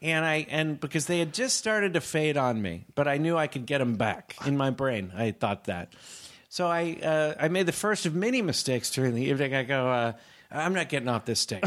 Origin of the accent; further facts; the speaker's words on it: Northern California, United States; now in Manhattan Beach, United States; I'm from Northern California